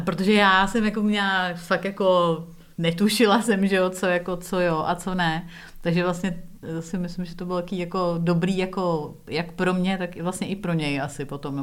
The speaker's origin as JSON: {"language": "Czech", "region": "Prague", "country": "Czechia", "tie": "born or raised there", "also_born_or_lived": "England / United States", "moved": "as an adult", "lives_now": "Czech Republic", "said": "já jsem vyrostla na sídláku v Písnici na Praze 4"}